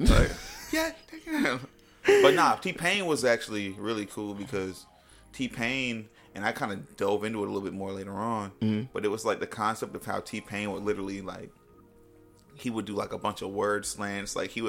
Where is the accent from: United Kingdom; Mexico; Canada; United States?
United States; Florida; and I'm from Florida, like, you got to be hard.